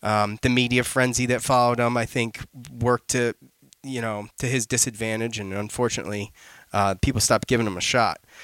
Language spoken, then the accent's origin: English; Syracuse, New York, United States; It's growing up in Syracuse.